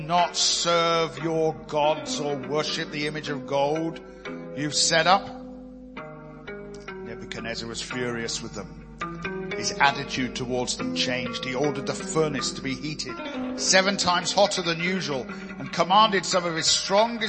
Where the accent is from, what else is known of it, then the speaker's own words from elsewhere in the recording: United Kingdom; I'm a British citizen.